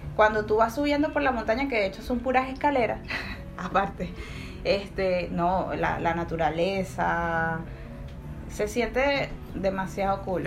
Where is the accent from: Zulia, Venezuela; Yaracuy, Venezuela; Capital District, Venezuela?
Capital District, Venezuela; Caracas; moved away as an adult; now in Peru; Vengo de Venezuela, Caracas, la bueno, sí, la ciudad de Caos.